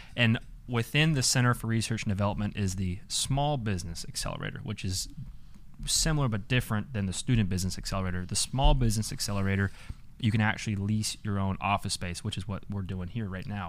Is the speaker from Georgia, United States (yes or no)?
yes; Atlanta, Georgia, United States; moved away as an adult; now in Bowling Green, United States; I'm a out-of-state kid, I'm from Atlanta